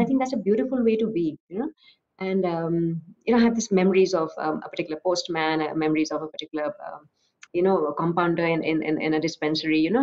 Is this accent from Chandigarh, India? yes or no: no; Assam, India; now in Bangalore, India; I live in Bangalore, I'm from Assam